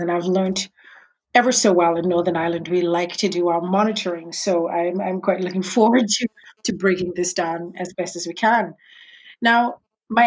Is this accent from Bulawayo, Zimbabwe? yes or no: no; Harare, Zimbabwe; moved away as an adult; also born or lived in United States; I was born in Harare, Zimbabwe.